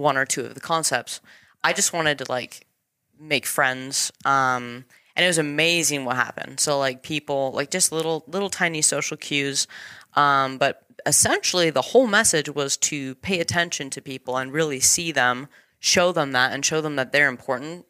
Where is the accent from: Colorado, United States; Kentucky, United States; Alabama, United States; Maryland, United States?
Colorado, United States; Elizabeth; I was born and raised in Colorado. Little tiny town called Elizabeth.